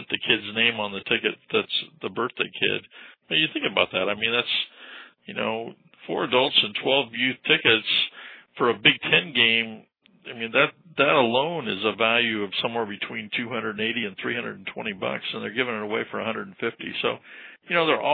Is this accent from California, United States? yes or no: yes; Southern California, United States; I grew up in Southern California